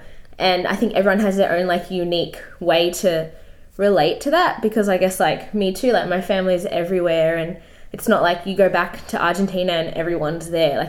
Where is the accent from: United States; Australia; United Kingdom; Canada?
Australia; our parents migrated here. But there's also that, like, a slight loss of culture, because, like, growing up in Australia, there's already that, like, disconnection from like your parents' culture